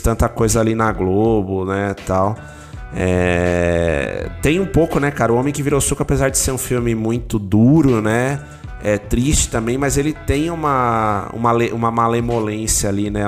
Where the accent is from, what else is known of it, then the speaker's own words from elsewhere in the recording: São Paulo, Brazil; also born or lived in Aracaju; eu vivi grande parte da minha infância em São Paulo, até a adolescência ali no Campo Limpo, né? Eu nasci ali, na região do Campo Limpo.